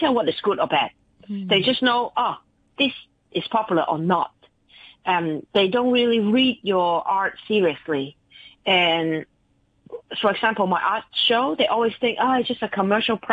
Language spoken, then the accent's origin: English; Stanley, Hong Kong; I grew up in Stanley Village, everybody looked like this